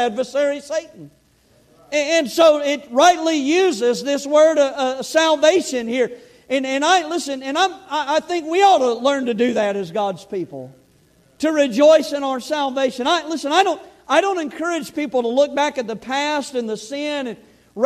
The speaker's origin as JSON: {"language": "English", "town": "Kansas City", "country": "United States", "said": "we're from Kansas City area"}